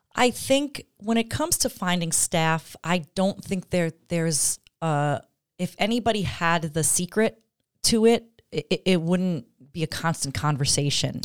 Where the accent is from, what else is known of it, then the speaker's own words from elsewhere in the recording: Long Island, New York, United States; moved away as an adult; now in Glens Falls, United States; I grew up on Long Island, but I have lived here longer now than I okay. ever did on Long Island